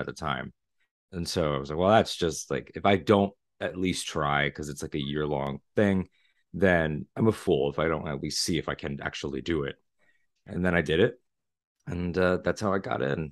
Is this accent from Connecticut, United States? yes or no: yes; Connecticut, United States; moved away as an adult; now in Florida, United States; I'm from Connecticut originally. I live in Florida now